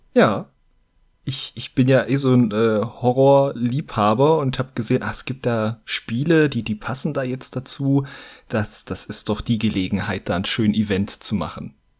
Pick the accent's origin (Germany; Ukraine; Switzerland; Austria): Germany; Saxony-Anhalt; now in Bavaria, Germany; Ich lebe okay. jetzt ja schon ein paar, paar Jahre hier in Bayern, aber ich komme ja ursprünglich aus Sachsen-Anhalt